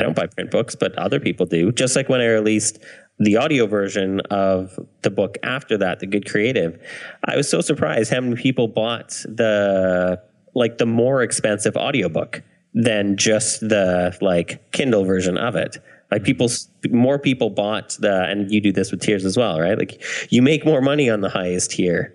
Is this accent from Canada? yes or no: yes; Canada; I'm Canadian